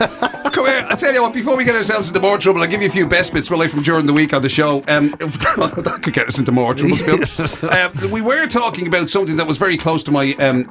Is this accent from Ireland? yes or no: yes; Dublin, Leinster, Ireland; moved away; I come from Finglas